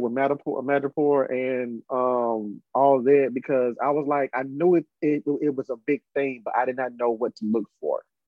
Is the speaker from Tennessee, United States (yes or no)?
yes; Brownsville, Tennessee, United States; we're both from Tennessee. Um, in my hometown, I was a, I was nervous about. I, oh, I was never. I was upset because they took kind of. They had uh, how can I put it? A footloose like situation with comic books. When I turned ten or eleven years old, they took out all the comic books out of Browns out of Brownsville